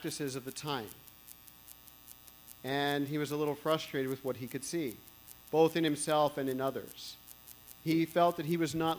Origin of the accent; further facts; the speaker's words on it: Walnut Creek, California, United States; I grew up in Walnut Creek here